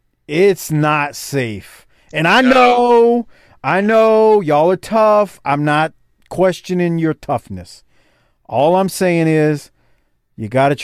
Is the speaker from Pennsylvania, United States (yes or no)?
no; New Orleans, Louisiana, United States; I'm from New Orleans and I'm the same way.